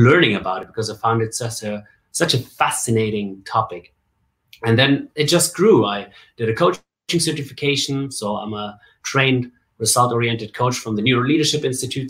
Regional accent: Bavaria, Germany; moved away as an adult; now in Dubai, United Arab Emirates; So I grew up in Germany, right? Born and raised in Germany, and I I had a really good time in Bavaria

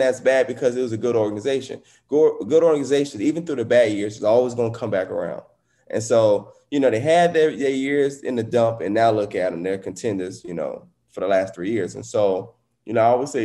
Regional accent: New Orleans, Louisiana, United States; I grew up in New Orleans, so I'm a New Orleans fan

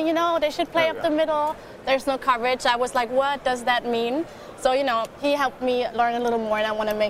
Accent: Germany; moved away as an adult; also born or lived in Cologne; now in United States; I'm from Germany

